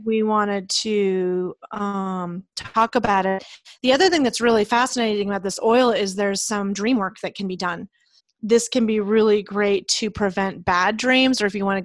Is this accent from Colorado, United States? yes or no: yes; Leadville, Colorado, United States; I grew up in Leadville in the mountains of Colorado